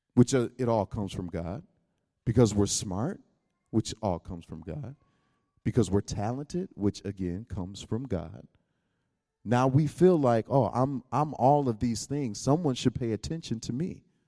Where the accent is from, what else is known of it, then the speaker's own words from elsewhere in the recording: United States; I come from America